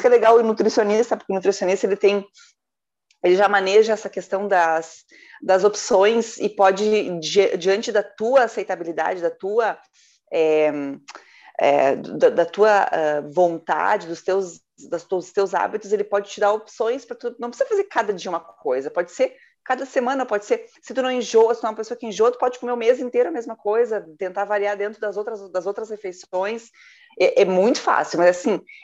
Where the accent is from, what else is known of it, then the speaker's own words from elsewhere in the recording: Rio Grande do Sul, Brazil; Eu sou gaúcho